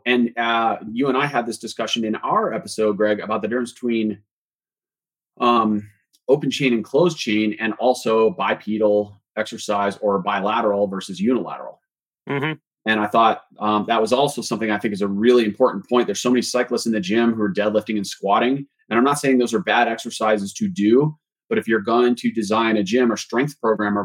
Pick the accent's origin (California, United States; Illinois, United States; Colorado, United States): Colorado, United States; Boulder; I grew up in Boulder